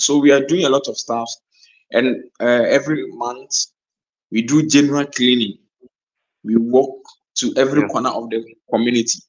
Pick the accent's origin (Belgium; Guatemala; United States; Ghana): Ghana; I built a female football team in my hometown